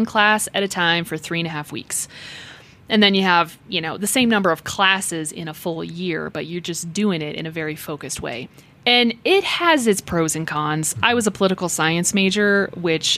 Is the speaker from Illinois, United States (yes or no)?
no; Longmont, Colorado, United States; now in Colorado Springs, United States; I grew up in Boulder County and Longmont